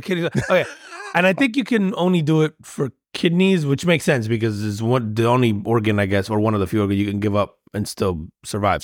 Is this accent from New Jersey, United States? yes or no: yes; New Jersey, United States; moved away; I grew up in Jersey